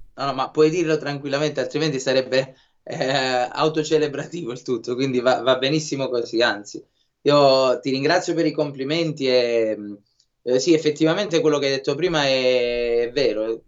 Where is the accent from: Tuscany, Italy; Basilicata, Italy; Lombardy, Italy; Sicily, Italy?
Basilicata, Italy; Lucania; Noi invece siamo Lucani